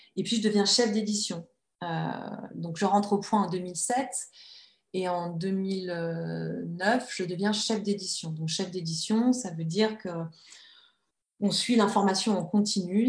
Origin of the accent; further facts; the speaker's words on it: Annecy, Auvergne-Rhône-Alpes, France; j'ai grandi à Annecy, entre les lacs et les montagnes.